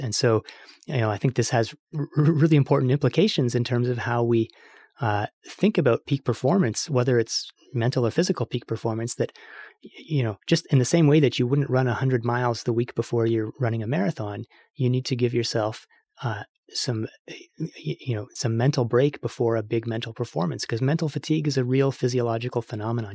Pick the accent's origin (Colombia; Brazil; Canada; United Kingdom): Canada; I'm Canadian